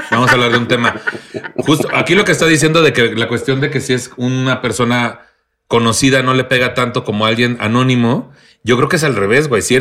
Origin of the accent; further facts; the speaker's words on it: Tamaulipas, Mexico; Soy de Tamaulipas.